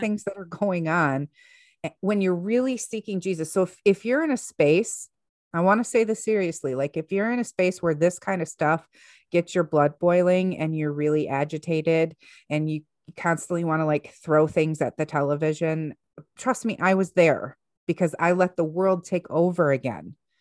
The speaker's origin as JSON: {"language": "English", "country": "United States", "said": "here we are as American citizens"}